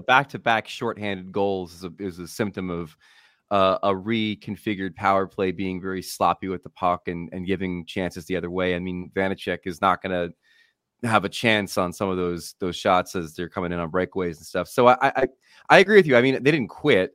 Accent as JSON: {"language": "English", "town": "Matawan", "region": "New Jersey", "country": "United States", "said": "From Mattawan."}